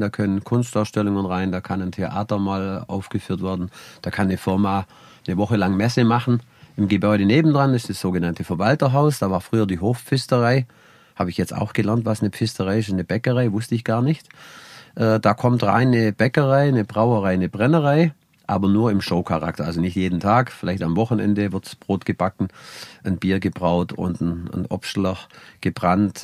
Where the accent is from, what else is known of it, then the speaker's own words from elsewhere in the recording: Allgäu, Germany; bei uns im Allgäu